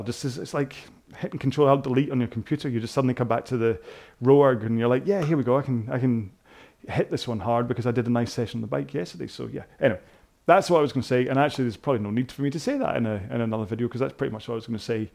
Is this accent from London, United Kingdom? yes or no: no; Scotland, United Kingdom; I suddenly went very Scottish then.